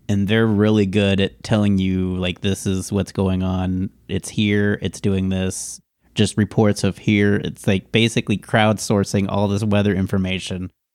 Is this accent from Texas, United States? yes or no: yes; Houston, Texas, United States; My dad lives in Houston, so I grew up in Houston